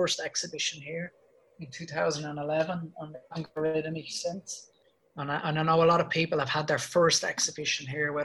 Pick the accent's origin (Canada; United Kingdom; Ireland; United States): Ireland; I'm Irish.